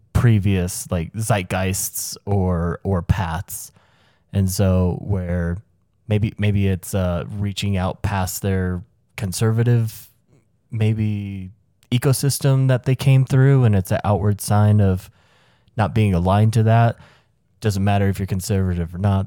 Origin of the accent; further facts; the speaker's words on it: the South, United States; where I grew up in the South